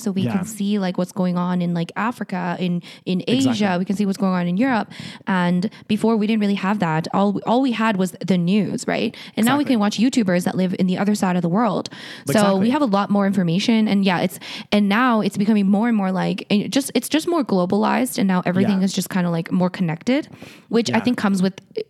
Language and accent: English; Canada; Canada is even more so because we are a British colony.